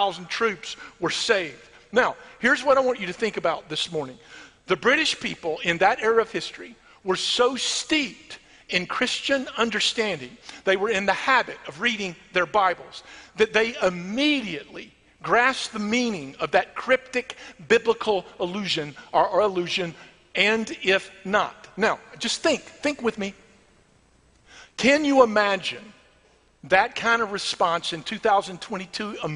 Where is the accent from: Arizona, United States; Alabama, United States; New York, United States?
Alabama, United States; I'm from Alabama.